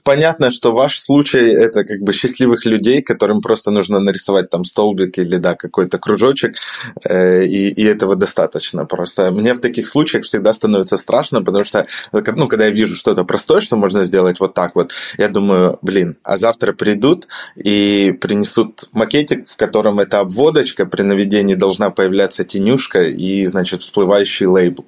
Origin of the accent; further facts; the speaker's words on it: Odesa, Odesa Oblast, Ukraine; я сам из Одессы, э, и у нас здесь регулярно проходят встречи фронтенд-сообщества